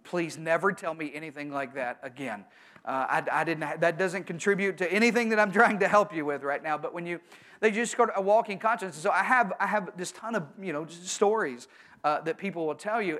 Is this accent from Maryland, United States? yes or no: no; Arkansas, United States; I'm from Arkansas